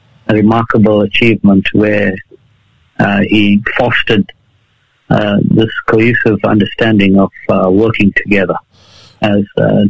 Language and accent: English; South Africa; now in Australia; I was born in South Africa, born and raised in South Africa. However, I'm a fourth generation Indian.